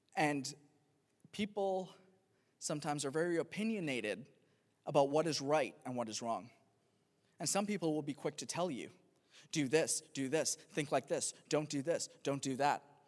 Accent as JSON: {"language": "English", "country": "Pakistan", "moved": "yes", "said": "I'm from, I'm from Pakistan originally"}